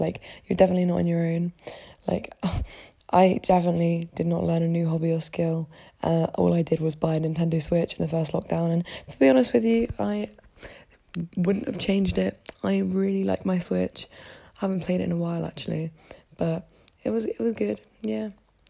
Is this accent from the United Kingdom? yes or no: yes; United Kingdom; moved away as an adult; I'm from the UK. I'm British.